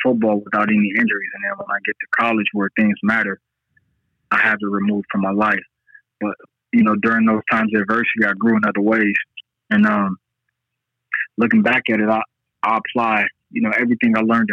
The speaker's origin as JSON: {"language": "English", "town": "Las Vegas", "region": "Nevada", "country": "United States", "said": "I'm from Las Vegas, Nevada."}